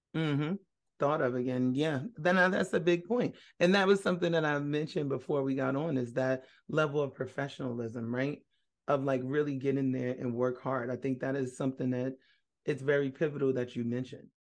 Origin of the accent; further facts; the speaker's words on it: North Carolina, United States; also born or lived in Brooklyn, New York; living in North Carolina? That's where I grew up.